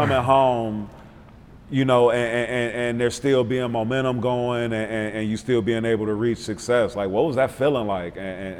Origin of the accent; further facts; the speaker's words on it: Milwaukee, Wisconsin, United States; now in Atlanta, United States; I'm from Milwaukee, you know what I'm saying? I'm a Midwest cat.